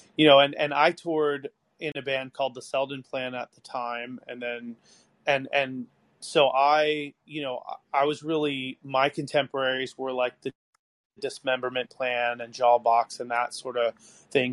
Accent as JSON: {"language": "English", "area": "outside of Baltimore", "region": "Maryland", "country": "United States", "tie": "born or raised there", "said": "I grew up outside of Baltimore and then I moved out to this really farm town in the middle of nowhere"}